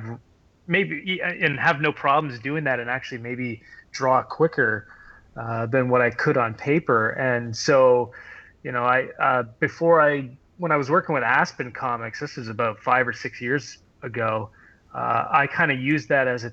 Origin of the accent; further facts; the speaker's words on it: Harrow, Ontario, Canada; I grew up in Harrow, Ontario, a small little town of 3,000 people